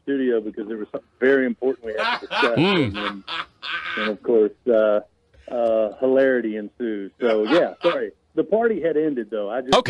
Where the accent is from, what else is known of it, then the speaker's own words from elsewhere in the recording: Kentucky, United States; When I was growing up in Kentucky